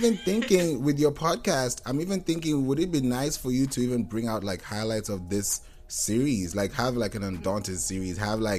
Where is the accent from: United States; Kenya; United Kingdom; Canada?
Kenya; my parents are both pastors. You know, we grew up in Kenya, but we're Nigerian.